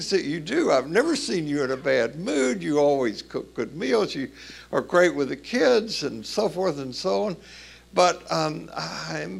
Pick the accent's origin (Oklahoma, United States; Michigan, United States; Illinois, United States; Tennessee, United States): Tennessee, United States; accent: Tennessee; moved away; I do not have an accent, even though I'm from Tennessee, but it took me years to realize that some people didn't understand my Tennessee pronunciation